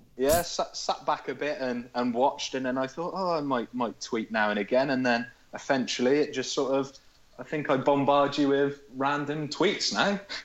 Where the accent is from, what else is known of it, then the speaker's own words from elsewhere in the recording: Hereford, West Midlands, United Kingdom; I'm from Hereford